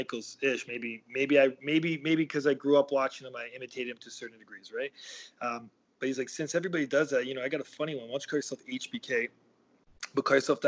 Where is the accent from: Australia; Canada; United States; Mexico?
Canada; Toronto, Ontario; I grew up in Toronto, and I grew up probably 5 minutes or 10 minute walk from where our training facility is.